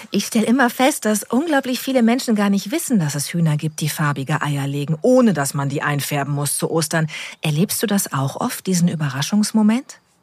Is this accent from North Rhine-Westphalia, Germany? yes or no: yes; North Rhine-Westphalia, Germany; gebürtige Westfälin